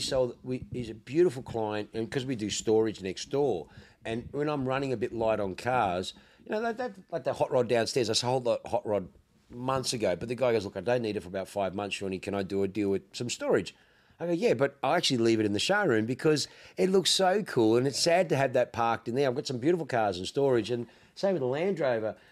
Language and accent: English; Australia; accent: ocker; I'm so fucking ocker